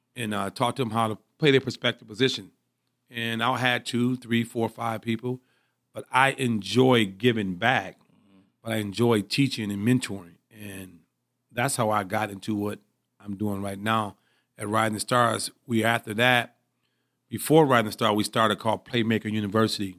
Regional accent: Pontiac, Michigan, United States; I'm from Pontiac, Michigan. I played at, uh, Pontiac Northern High School.

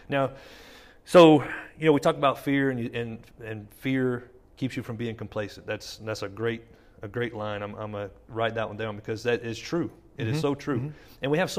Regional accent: Jennings, United States; we grew up in Jennings

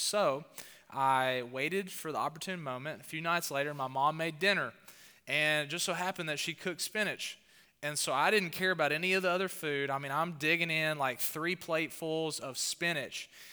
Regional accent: the South, United States; accent: southern; my accent, my southern accent

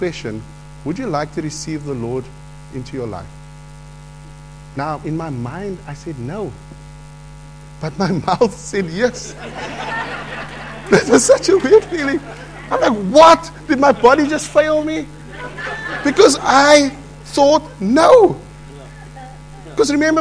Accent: Cape Town, Western Cape, South Africa; Part of my life was growing up in the Cape Flats

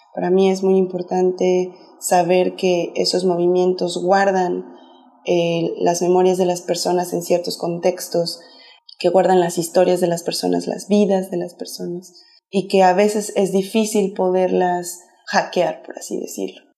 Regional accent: Mexico City, Mexico; soy de la Ciudad de México

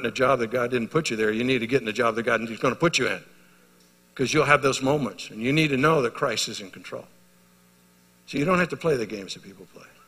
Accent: United States

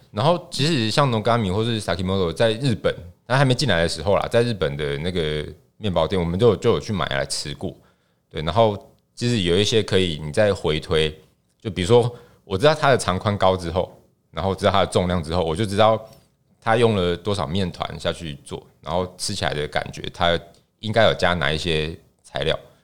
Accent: Tainan, Taiwan; moved away as an adult; 前年，前年，呃，我在，在我的家乡，就是有搬回去，然后台南。买房子

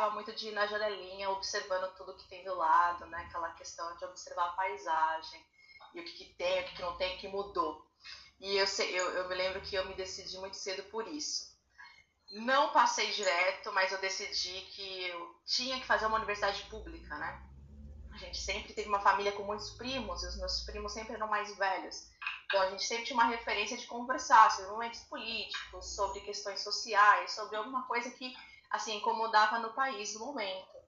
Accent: São Paulo, Brazil; moved away as an adult; also born or lived in Presidente Prudente, Brazil; now in Praia Grande, Brazil; Sou paulistana. É, vivi minha vida inteira em Budas Artes. Me formei em Presidente Prudente, interior de São Paulo. E hoje moro na Praia Grande, litoral paulista também, junto com meu esposo

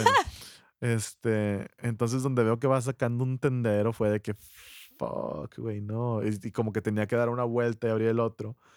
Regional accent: Monterrey, Nuevo León, Mexico; ya soy regio, pues no quiero ser más regio

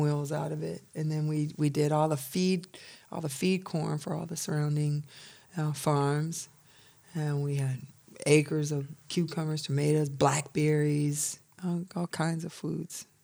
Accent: Milan, Michigan, United States; moved away; also born or lived in Atlanta; I'm from a small country town outside of Ann Arbor called Milan, Michigan. I'm from a hundred and seventy-five acre farm.

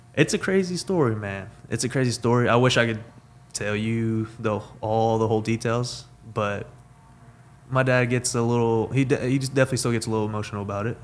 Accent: Weatherford, Texas, United States; Born and raised in Weatherford, Texas

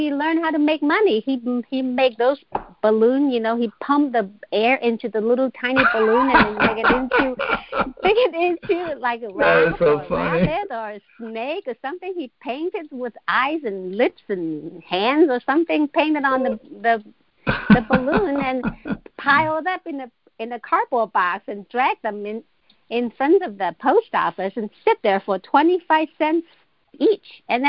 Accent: China; I was born and raised in China

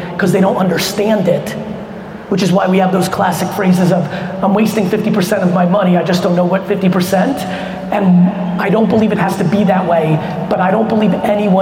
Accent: United States; also born or lived in Soviet Union; I came to the US when I was 3 and grew up in the 80s in America

